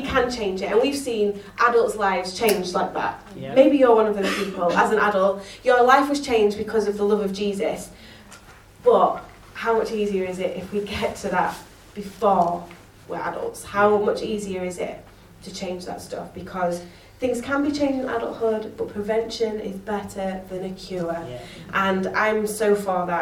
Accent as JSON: {"language": "English", "region": "Yorkshire and the Humber", "country": "United Kingdom", "said": "I'm a Yorkshire girl"}